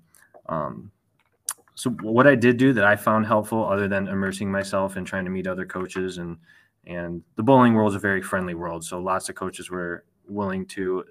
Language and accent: English; Illinois, United States; also born or lived in Bettendorf, Iowa; I grew up in Illinois.